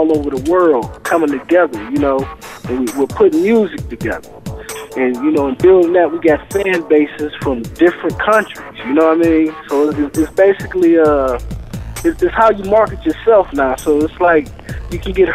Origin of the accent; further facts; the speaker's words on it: Cleveland, Ohio, United States; I'm from Cleveland